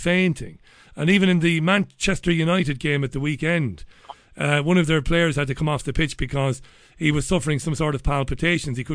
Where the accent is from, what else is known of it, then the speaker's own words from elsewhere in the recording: Waterford, Munster, Ireland; now in Salford, United Kingdom; I'm in Salford, and I'm in a real, it's like very much where I grew up in Waterford